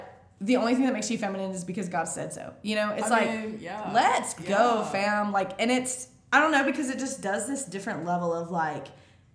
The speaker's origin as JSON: {"language": "English", "region": "Mississippi", "country": "United States", "tie": "born or raised there", "said": "I grew up in Mississippi"}